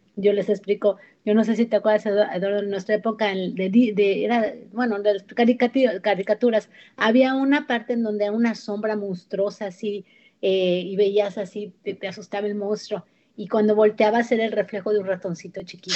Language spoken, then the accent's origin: Spanish; Mexico; moved away; México, de donde yo soy